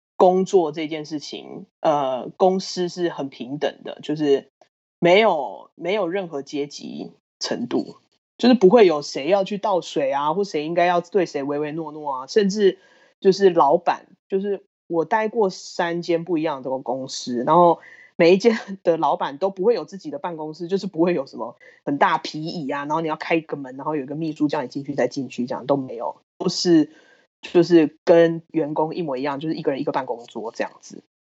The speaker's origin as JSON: {"language": "Chinese", "region": "Taichung", "country": "Taiwan", "moved": "as an adult", "lives_now": "Oslo, Norway", "said": "我是台中人，然后我二零一四年就来挪威念书了，之后毕业就在这里工作"}